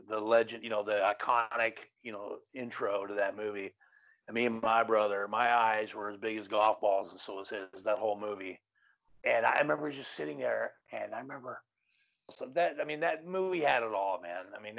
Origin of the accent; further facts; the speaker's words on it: Los Angeles, California, United States; I grew up in Canoga Park